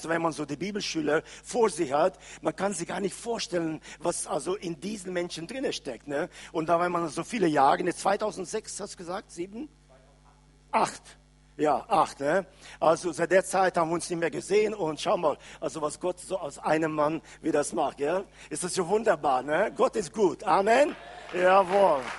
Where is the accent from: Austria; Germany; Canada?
Canada; German is a second language; Äh, wir kommen aus Kanada und äh, ich bin jetzt schon ungefähr sechseinhalb Wochen unterwegs.